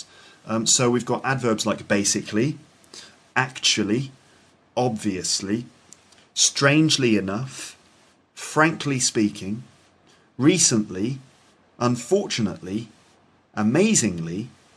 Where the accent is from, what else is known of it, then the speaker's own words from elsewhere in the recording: England, United Kingdom; I'm English